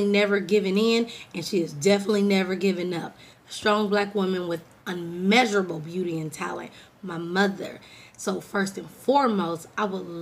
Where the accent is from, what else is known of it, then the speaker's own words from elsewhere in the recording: California, United States; now in Texas, United States; I'm from California